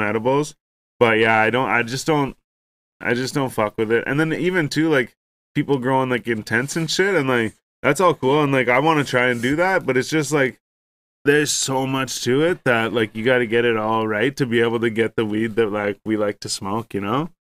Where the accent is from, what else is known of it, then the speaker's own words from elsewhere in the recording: Ontario, Canada; we're from Ontario